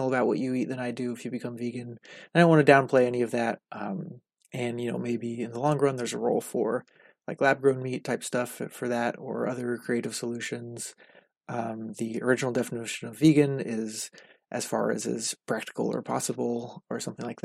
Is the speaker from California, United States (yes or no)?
yes; Southern California, United States; I grew up in Southern California, only a couple hours from San Diego